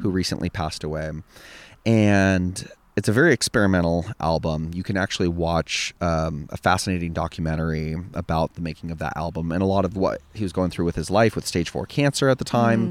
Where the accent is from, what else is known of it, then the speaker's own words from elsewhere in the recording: Templeton, California, United States; I'm from the Central Coast. I'm from Templeton